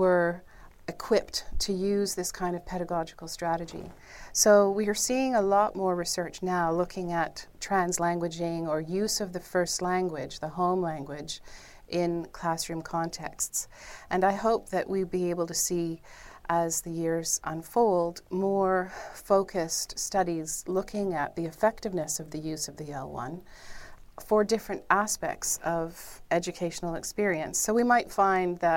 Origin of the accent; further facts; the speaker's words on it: Canada; I'm from Canada